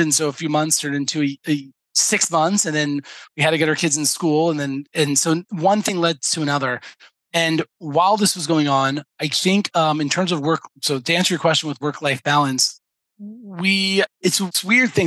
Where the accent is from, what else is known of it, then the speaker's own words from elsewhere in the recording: New York, United States; moved away as an adult; now in Israel; I'm I'm from New York. My family's in New York